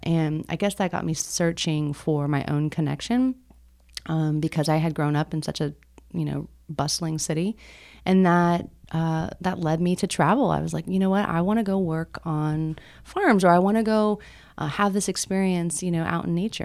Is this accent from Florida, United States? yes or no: yes; Miami, Florida, United States; moved away as an adult; now in Atlanta, United States; I grew up in Miami